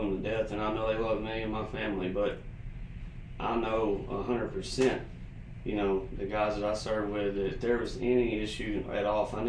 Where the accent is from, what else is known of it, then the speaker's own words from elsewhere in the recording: Teague, Freestone/Limestone County, Texas, United States; growing up in Tig, you know, never really leaving the limestone or the freestone limestone county, the tri-county